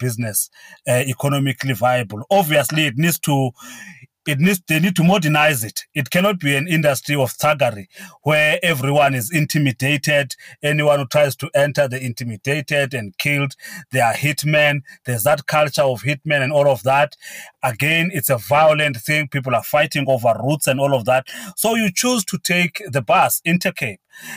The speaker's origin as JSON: {"language": "English", "town": "Mount Frere", "region": "Eastern Cape", "country": "South Africa", "tie": "born or raised there", "said": "Mount Frere, which is my hometown"}